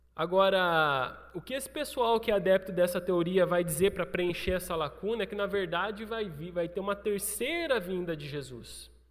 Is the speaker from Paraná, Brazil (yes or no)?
no; São Paulo, Brazil; moved away; also born or lived in Rio Grande do Sul; não sou gaúcho, sou paulista.